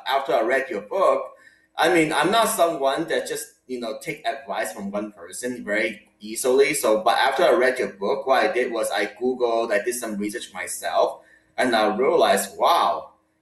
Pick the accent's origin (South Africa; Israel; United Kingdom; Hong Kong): Hong Kong; moved away; I grew up in Hong Kong with my parents